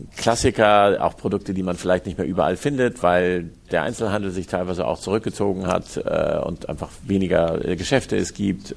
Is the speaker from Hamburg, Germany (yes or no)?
yes; Hamburg, Germany; Ich bin in Hamburg geboren und am, am Stadtrand im, im, Osten von Hamburg bin ich aufgewachsen, aber in Hamburg zur Schule gegangen